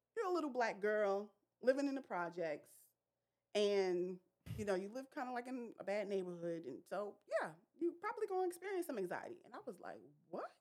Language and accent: English; New York City, New York, United States; I grew up in Brooklyn, New York